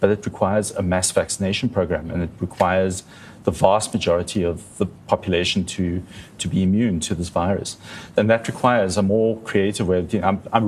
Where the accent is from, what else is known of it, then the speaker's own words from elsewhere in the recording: South Africa; So a large proportion of our country is very, very high risk just by virtue of being South African.